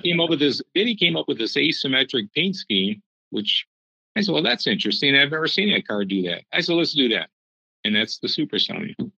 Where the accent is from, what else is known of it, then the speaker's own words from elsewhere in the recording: Detroit, Michigan, United States; when I was growing up in Detroit